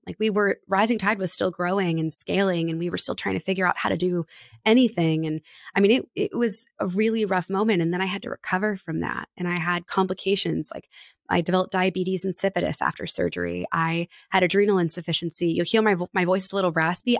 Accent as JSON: {"language": "English", "town": "Annapolis", "region": "Maryland", "country": "United States", "tie": "born or raised there", "said": "my hometown of Annapolis"}